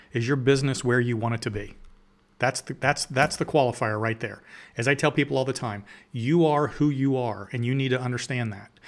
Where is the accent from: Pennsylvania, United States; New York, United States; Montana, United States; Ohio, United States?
Ohio, United States; Canal Winchester; I'm from Columbus, Ohio. I grew up in a little farm town in Columbus called Kanawha